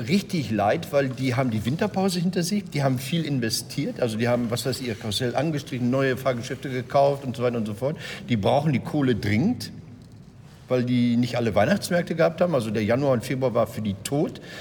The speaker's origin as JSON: {"language": "German", "town": "Recklinghausen", "region": "North Rhine-Westphalia", "country": "Germany", "said": "Recklinghausen, da wo ich herkomme"}